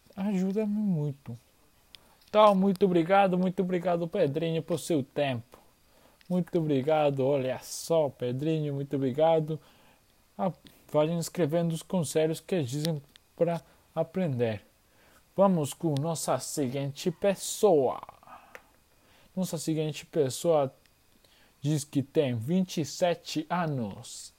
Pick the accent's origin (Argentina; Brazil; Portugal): Argentina; Portuguese is a second language; eu sou de Argentina. Eu estou aprendendo português